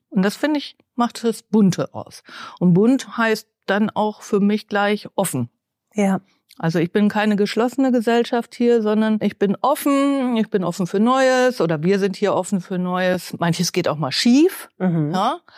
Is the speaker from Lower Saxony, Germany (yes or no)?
no; Bielefeld, North Rhine-Westphalia, Germany; also born or lived in Mutlangen, Ostalbkreis, Baden-Württemberg; wenn man ja. hier mit vier anfängt klar. und alles durchläuft, von Kita bis äh, Uni, dann ist man Bielefeld Gewächs, ob man es will oder nicht.